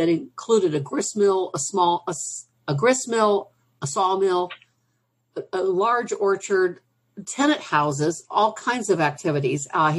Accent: West Liberty, Ohio, United States; So every generation of Abram's descendants, most of them grew up on this land, including me.

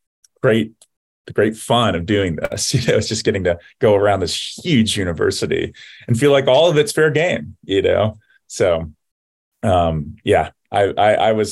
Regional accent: the American South, United States; moved away as an adult; now in Ohio, United States; I came from the American South

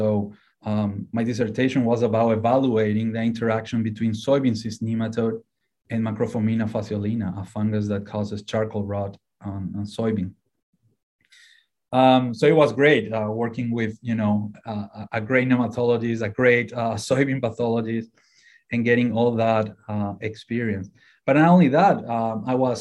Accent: Paraguay; moved away as an adult; now in Ohio, United States; So originally I'm from Paraguay in South America

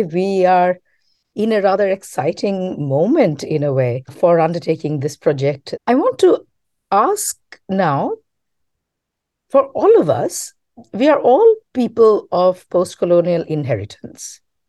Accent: Kolkata, West Bengal, India; moved away as an adult; now in Central Ohio, United States; you and I, we grew up in Calcutta and we did our undergraduate studies at Jadavpur University in West Bengal, India.

